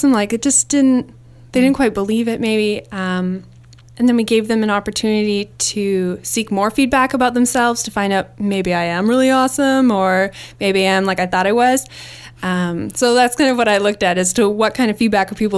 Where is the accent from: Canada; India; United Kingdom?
Canada; Winnipeg, Manitoba; moved away as an adult; I grew up in Winnipeg, Manitoba